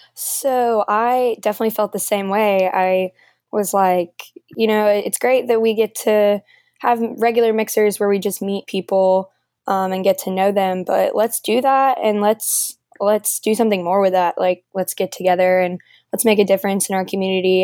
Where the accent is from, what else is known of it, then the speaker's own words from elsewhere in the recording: Nashville, Tennessee, United States; I'm from Nashville